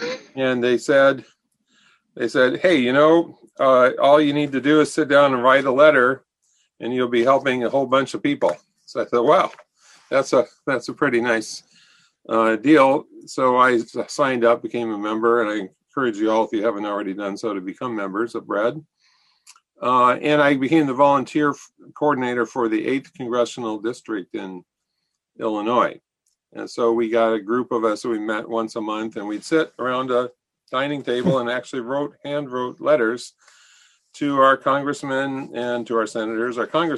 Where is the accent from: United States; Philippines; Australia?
Philippines; Central Visayas; I was growing up in the Philippines. We lived in the island of Cebu, a very small town about 1,000 people.